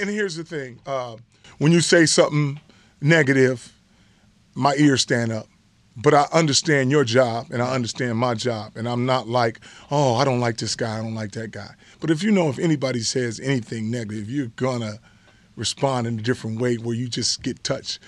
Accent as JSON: {"language": "English", "town": "Los Angeles", "region": "California", "country": "United States", "tie": "born or raised there", "said": "when you grow up in the hood"}